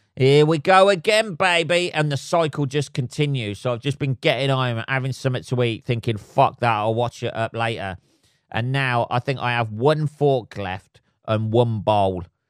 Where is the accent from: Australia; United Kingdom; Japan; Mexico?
United Kingdom; England; living, uh, in England, uh, and being an Englishman